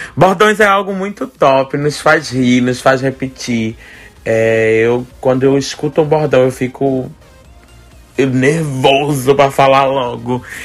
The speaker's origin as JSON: {"language": "Portuguese", "town": "Olinda", "region": "Pernambuco", "country": "Brazil", "tie": "born or raised there", "said": "Rio Doce, é onde eu fui criado, onde eu nasci"}